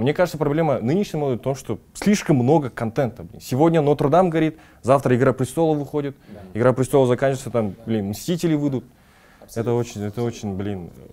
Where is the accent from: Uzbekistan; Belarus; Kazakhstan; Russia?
Kazakhstan; У нас почему-то в Казахстане принято вот так